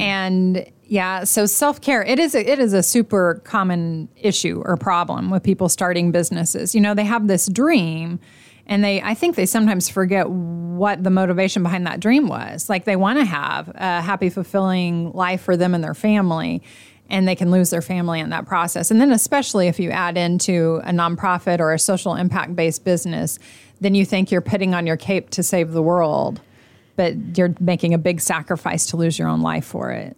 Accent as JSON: {"language": "English", "region": "Oklahoma", "country": "United States", "moved": "yes", "lives_now": "Indiana, United States", "said": "I'm not originally from here. I'm from Oklahoma"}